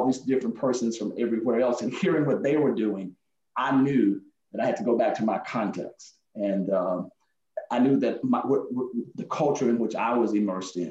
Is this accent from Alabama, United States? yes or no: yes; Alabama, United States; now in Fayetteville, United States; when I was growing up in Alabama